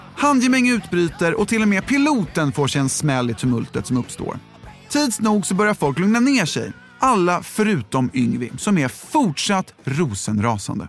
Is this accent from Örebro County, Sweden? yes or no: no; Vallentuna, Stockholm County, Sweden; now in Los Angeles, United States; när jag växte upp här